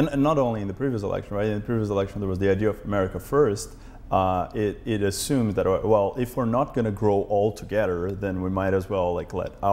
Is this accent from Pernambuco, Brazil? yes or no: no; São Paulo, Brazil; now in Berkeley, United States; growing up in Brazil, I was born in São Paulo, and it's a very big city